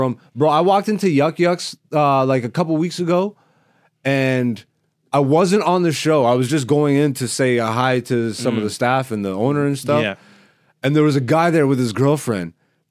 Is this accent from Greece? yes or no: yes; Greece; born there; That's why I'm … I was born in Greece. I'm Ethiopian though, but I rep everybody, but I rep who I am, you know, and I'm Ethiopian by blood.